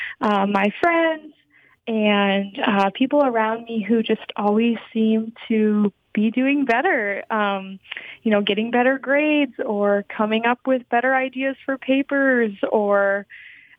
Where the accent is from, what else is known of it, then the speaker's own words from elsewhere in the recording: Michigan, United States; I'm from Michigan, and I wanted to kind of go to college away from home